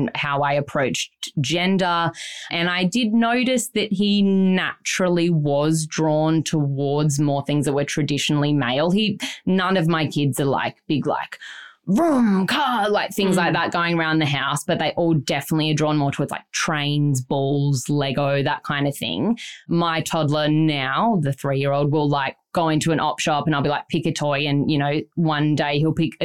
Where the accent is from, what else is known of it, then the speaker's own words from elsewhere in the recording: Byron Bay, New South Wales, Australia; we grew up in Byron, Jackson